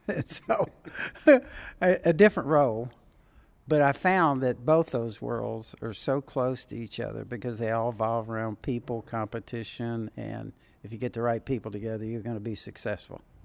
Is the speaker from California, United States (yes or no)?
yes; Southern California, United States; when I was a teenager growing up in Southern California.